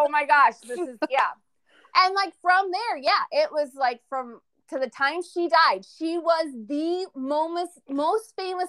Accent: United States; I'm an American.

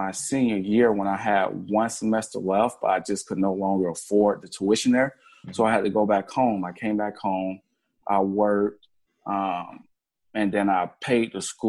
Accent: Gainesville, Florida, United States; I am from Gainesville, Florida

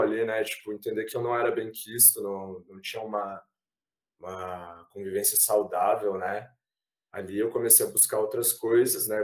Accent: Ponta Grossa, Paraná, Brazil; also born or lived in Curitiba; now in Maringá, Brazil; apesar de ter nascido em Curitiba, é, morei pouco em Curitiba, morei muito tempo em Ponta Grossa

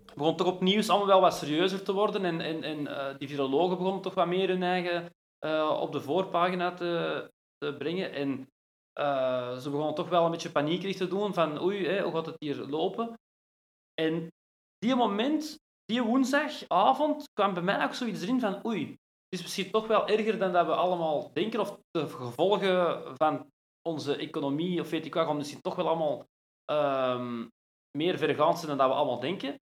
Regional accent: Brasschaat, Flanders, Belgium; also born or lived in Ekeren; ik ben geboren in Ekeren, in uh, Sint-Lucas ziekenhuis, dat is nu ondertussen weg. Maar ja, eigenlijk altijd in Brasschaat gewoond

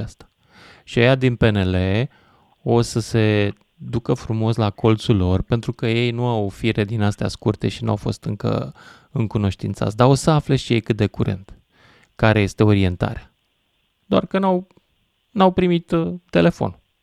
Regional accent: Romania; eu sunt român și sunt patriot

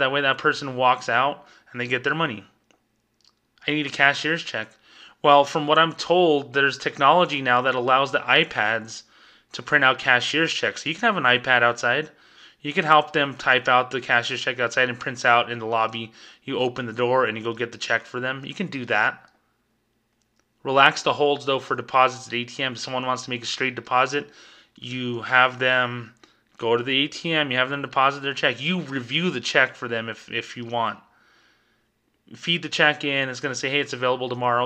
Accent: New Mexico, United States; my home state, New Mexico

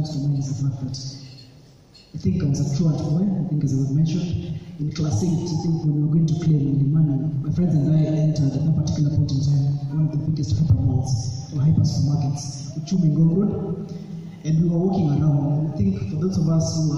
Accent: Nairobi, Kenya; also born or lived in Machakos; my childhood was actually in Ayani Estate in Kibera. That's where we grew up

